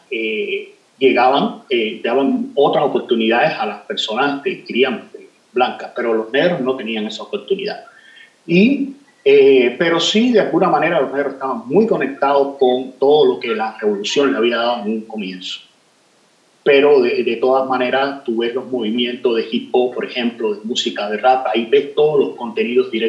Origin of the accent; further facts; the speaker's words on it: Havana, Cuba; yo vengo del barrio de San Isidro, que es un barrio marginal, es decir, donde se fundó el movimiento de nosotros, es un barrio que está en, eh, eh, cercano al puerto